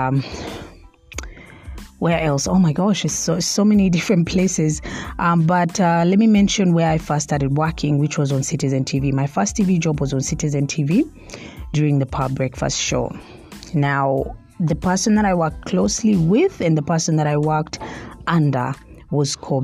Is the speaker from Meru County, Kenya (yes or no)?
no; Mombasa, Mombasa County, Kenya; moved away; also born or lived in Nairobi; I interned at NTV in Mombasa at first because I'm from Mombasa